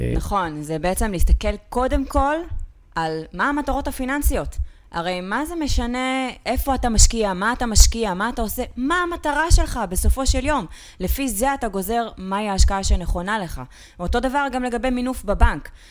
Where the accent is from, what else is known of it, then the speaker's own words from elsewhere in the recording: Ramat Gan, Tel Aviv District, Israel; נולדתי בפאקינג רמת עמידר ברמת גן